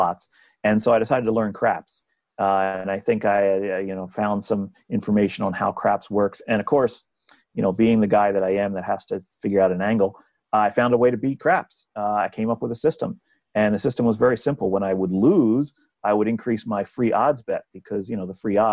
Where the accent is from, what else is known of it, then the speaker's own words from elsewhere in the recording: New Jersey, United States; I grew up in New Jersey. I have lived here all of my life.